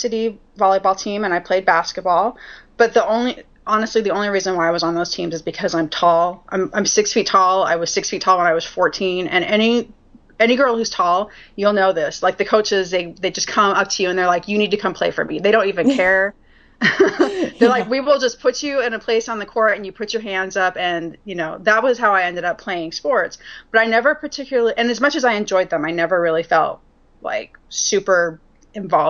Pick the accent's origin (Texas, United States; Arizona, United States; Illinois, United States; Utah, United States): Utah, United States; I was raised a Mormon in Utah